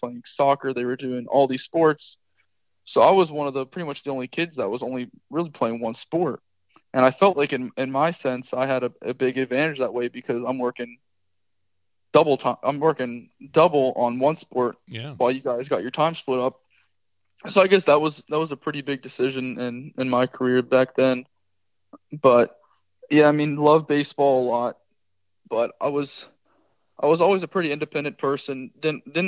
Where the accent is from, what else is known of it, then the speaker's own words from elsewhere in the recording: Palm Beach, Florida, United States; I am born and raised in Palm Beach.